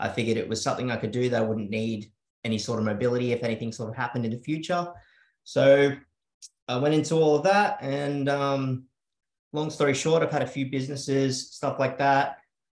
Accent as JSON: {"language": "English", "area": "South Coast", "region": "New South Wales", "country": "Australia", "tie": "born or raised there", "also_born_or_lived": "Sydney", "said": "I moved to the South Coast at a pretty young age, about 7 years old. So I grew up in a, you know, pretty rural sort of area"}